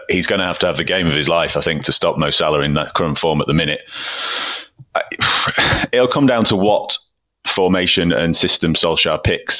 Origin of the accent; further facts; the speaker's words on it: England, United Kingdom; That, you know, as English fans, we go, so great to watch Atleti.